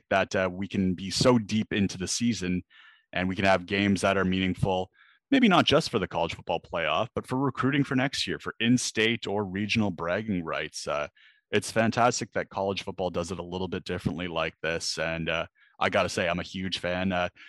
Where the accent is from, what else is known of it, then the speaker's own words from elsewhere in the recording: Canada; moved away as an adult; now in London, United Kingdom; I am Canadian